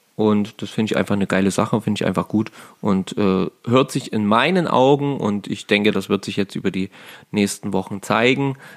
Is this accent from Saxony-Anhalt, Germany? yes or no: yes; Saxony-Anhalt, Germany; hier in, äh, bei uns in Sachsen-Anhalt